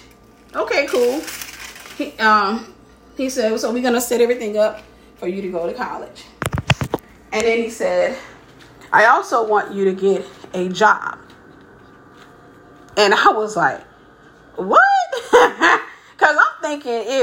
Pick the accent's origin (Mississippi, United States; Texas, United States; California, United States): Mississippi, United States; I was from Mississippi.